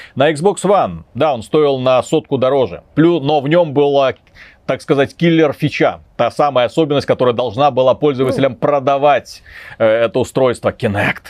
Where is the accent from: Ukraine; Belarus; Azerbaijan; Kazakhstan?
Belarus; Мы же белорусы